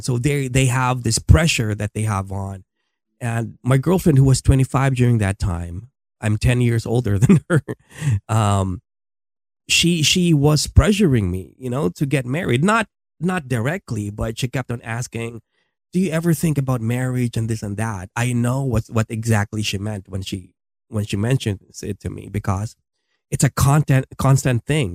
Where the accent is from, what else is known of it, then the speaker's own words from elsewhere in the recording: Philippines; moved away as an adult; my country in the Philippines.